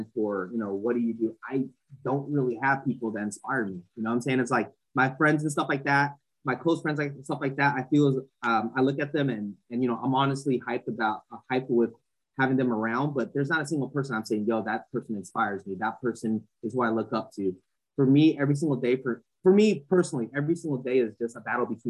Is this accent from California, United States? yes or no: yes; Santa Ana, California, United States; I grew up in Santa Ana